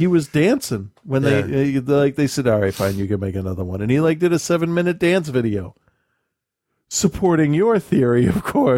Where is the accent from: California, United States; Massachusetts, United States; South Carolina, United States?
Massachusetts, United States; I'm like, I'm from Massachusetts. Calm the fuck down.